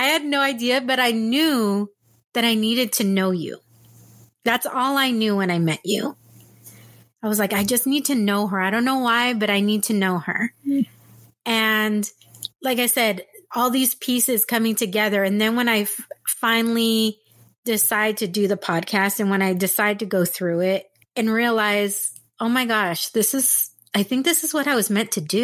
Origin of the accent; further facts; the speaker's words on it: San Diego, California, United States; moved away as an adult; also born or lived in Texas / Orange County; I'm originally from San Diego and I moved away, I moved to Texas